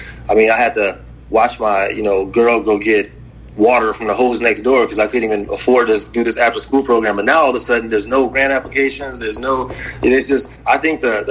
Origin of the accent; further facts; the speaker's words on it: Waukegan, Illinois, United States; moved away as an adult; also born or lived in West Side, Chicago; now in Chicago, United States; I'm from a place called Waukegan, Illinois